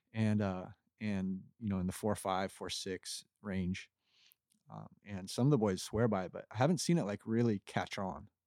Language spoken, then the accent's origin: English; Kauai, Hawaii, United States; moved away as an adult; also born or lived in Costa Rica; now in Florida, United States; I grew up in Kauai